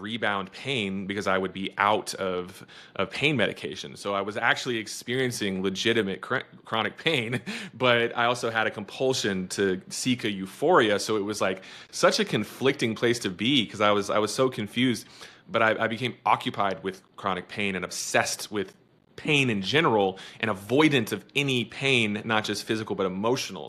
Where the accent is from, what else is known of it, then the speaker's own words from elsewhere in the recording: Texas, United States; I'm from Texas